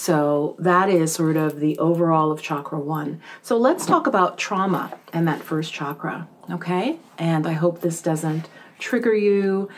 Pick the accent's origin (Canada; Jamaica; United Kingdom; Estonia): Jamaica; born there; So in my case, for example, I was born in Jamaica, and my mom immigrated probably when I was around 7 or 8.